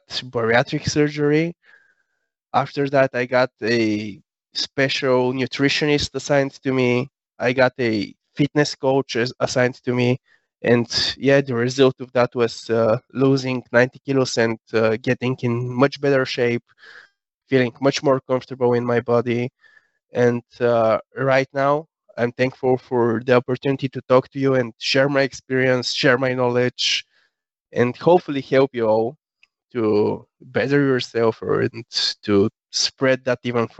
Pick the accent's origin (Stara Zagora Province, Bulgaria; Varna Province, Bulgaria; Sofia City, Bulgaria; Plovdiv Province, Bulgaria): Sofia City, Bulgaria; Sofia; I was born and raised in Sofia, Bulgaria.